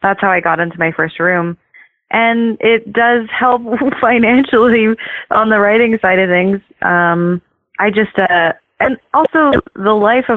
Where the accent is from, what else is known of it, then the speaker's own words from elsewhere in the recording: Canada; moved away as an adult; also born or lived in Toronto; now in Los Angeles, United States; as Canadian comics